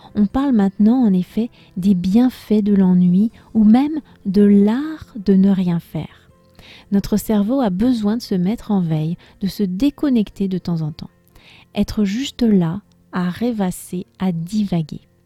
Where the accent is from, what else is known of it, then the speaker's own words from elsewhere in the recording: France; je suis française